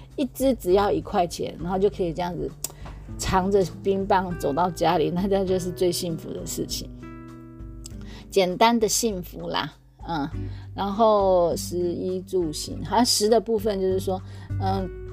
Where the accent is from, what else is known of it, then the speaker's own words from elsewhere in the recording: Taiwan; moved away as an adult; 像我们台湾有这么多的早餐店、美而美啊这些